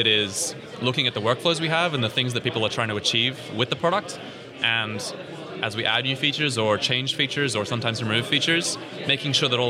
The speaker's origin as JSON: {"language": "English", "country": "New Zealand", "also_born_or_lived": "Australia / Northern Ireland / Scotland", "moved": "yes", "lives_now": "London, United Kingdom", "said": "I hail from New Zealand originally"}